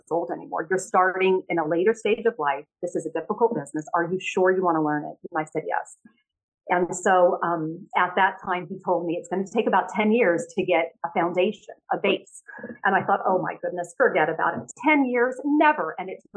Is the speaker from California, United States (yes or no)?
yes; California, United States; moved away as an adult; also born or lived in New York; I went back to California